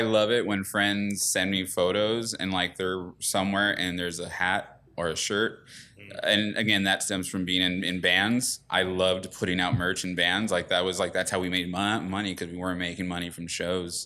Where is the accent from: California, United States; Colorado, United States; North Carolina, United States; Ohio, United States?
California, United States; Ontario; I grew up in Ontario